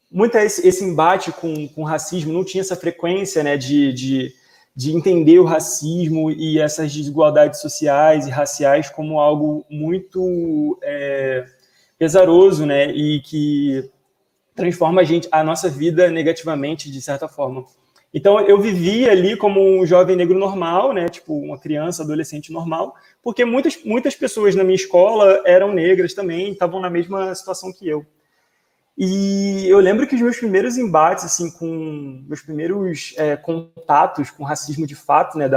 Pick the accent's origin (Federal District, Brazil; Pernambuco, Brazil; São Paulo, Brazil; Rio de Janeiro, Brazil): Rio de Janeiro, Brazil; eu nasci e fui criado ali em Campo Grande, que é lá quase no limite da cidade